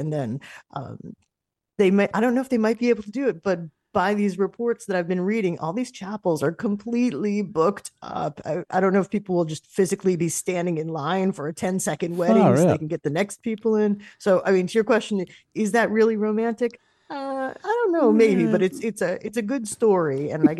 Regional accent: New York, United States; a radio station that I used to listen to a lot growing up in New York.

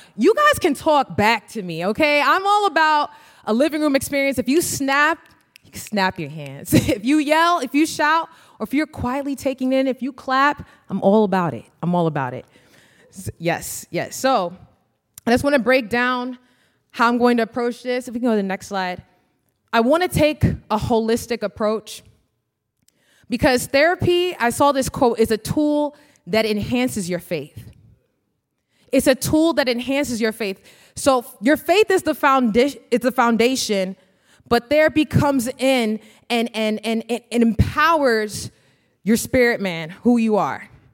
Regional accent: New York, United States; moved away as an adult; now in Minnesota, United States; I'm originally from New York

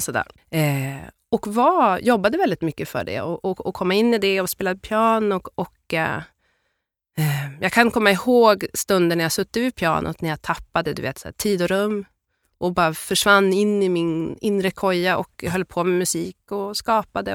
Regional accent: Byske, Västerbotten County, Sweden; also born or lived in Addis Ababa, Ethiopia; Jag är uppvuxen i ett, ett ställe som heter Byske som ligger mellan Skellefteå och Pite i Västerbotten.

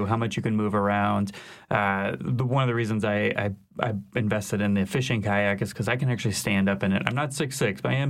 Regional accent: Shreveport, Louisiana, United States; also born or lived in New York; now in New Orleans, United States; I am from Northwest Louisiana, but a long, long time ago, grew up on Caddo Lake and in Shreveport

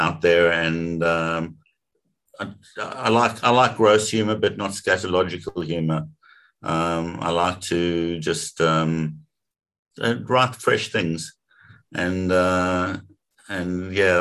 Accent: South Africa; I grew up in South Africa.

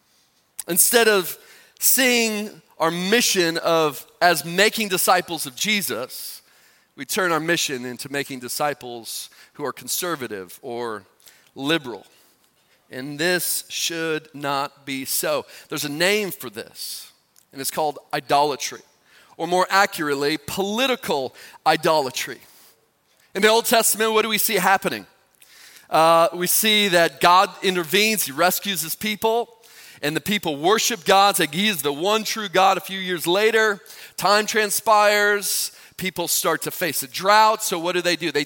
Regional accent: United States; as an American, I've grown up in a Christian upbringing

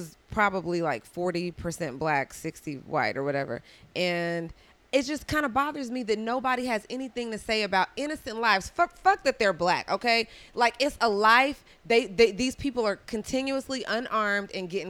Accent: Dallas, Texas, United States; moved away as an adult; also born or lived in Houston, Texas; now in Los Angeles, United States; I'm from Texas, from Dallas. Yeah. I moved here from Houston.

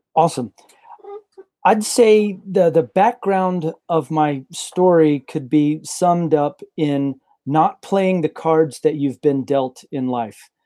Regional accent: rural Texas, United States; born or raised there; also born or lived in Guadalajara, Mexico / Mongolia

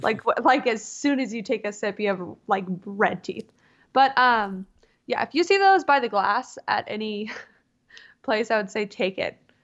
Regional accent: Southern California, United States; moved away as an adult; also born or lived in Mississippi; now in Seattle, United States; I was born and raised in Southern California, like, damn near in Tijuana.

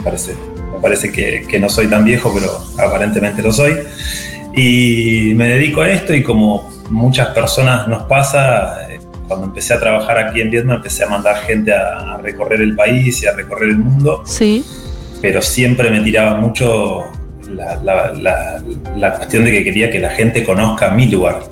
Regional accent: Viedma, Río Negro, Argentina; also born or lived in Buenos Aires; Estoy en Viedma, eh, soy nacido aquí, viví casi toda mi vida acá excepto cuando me fui a estudiar a Buenos Aires

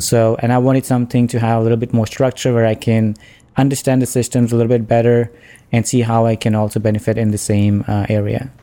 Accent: India; moved away as an adult; now in Ontario, Canada; I'm from India

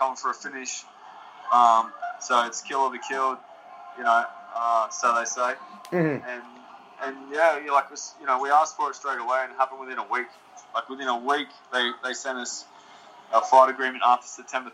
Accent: Queensland, Australia; I'm from Queensland in Australia

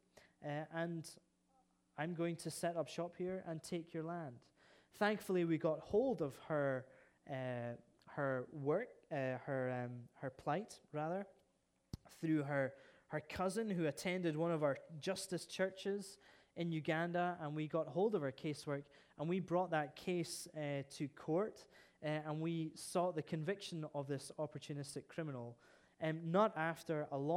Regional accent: Scotland, United Kingdom; I'm a Scot

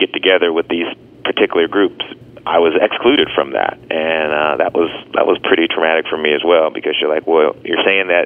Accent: Dallas, Texas, United States; growing up in Dallas, Texas, as a Southerner

